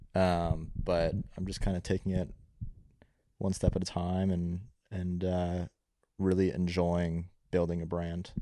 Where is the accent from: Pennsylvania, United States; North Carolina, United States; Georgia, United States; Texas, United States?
North Carolina, United States; Raleigh; I was born in Raleigh, North Carolina